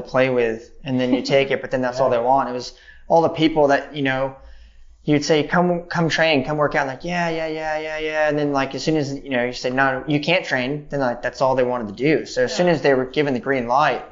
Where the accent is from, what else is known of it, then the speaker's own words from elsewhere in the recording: Beaumont, California, United States; moved away; also born or lived in Redlands, California; I grew up with my dad in Beaumont, which is really the best way of describing it is it's a truck stop town on the way to Coachella.